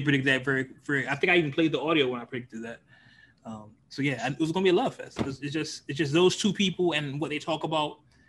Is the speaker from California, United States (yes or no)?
yes; the Bay Area, California, United States; I am from the Bay